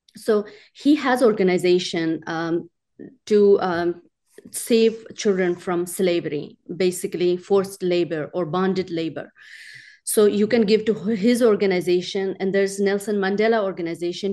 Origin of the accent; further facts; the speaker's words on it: Pakistan; now in Tennessee, United States; I was born and raised in Pakistan